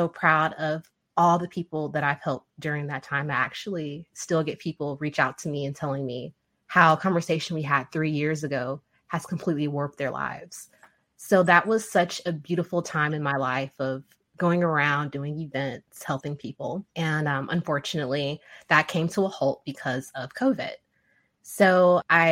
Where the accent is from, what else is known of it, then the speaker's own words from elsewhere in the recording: Nebraska, United States; also born or lived in Central Arkansas; now in Arkansas, United States; I was born in Nebraska